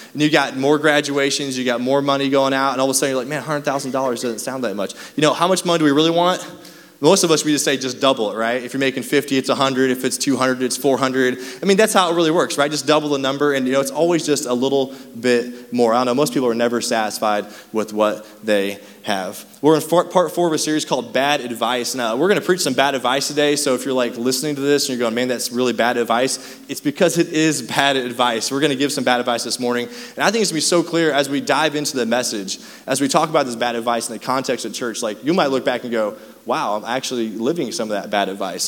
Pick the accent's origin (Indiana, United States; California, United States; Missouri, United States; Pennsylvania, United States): Missouri, United States; Raytown; we grew up in Raytown